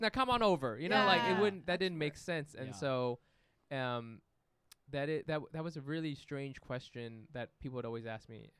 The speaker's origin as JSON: {"language": "English", "country": "Vietnam", "said": "when I say I'm from Vietnam, they say, are you from the north or the south?"}